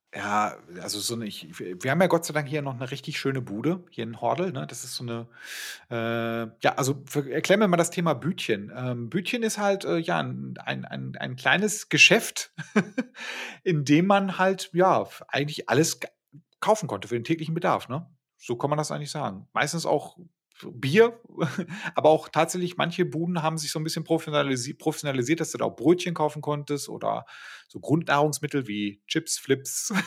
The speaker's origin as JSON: {"language": "German", "town": "Bochum", "region": "North Rhine-Westphalia", "country": "Germany", "tie": "born or raised there", "said": "da wo ich aufgewachsen bin, da, da, sind diese ganzen Plattenbauten halt dadurch entstanden, dass die, wir haben ja eine riesige Universität in Bochum"}